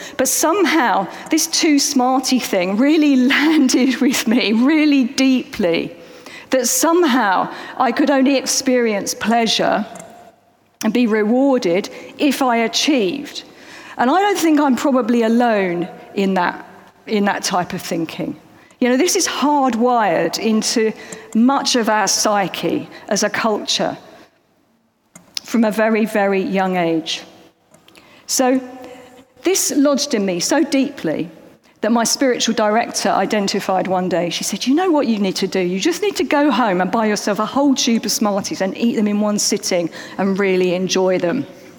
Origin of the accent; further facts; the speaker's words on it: London, United Kingdom; accent: Cockney; Now, I grew up in East London. I have sort of tried to shrug off any hints of my Cockney accent, but it does come out sometimes when I'm a bit tired. But anyway, I grew up in East London.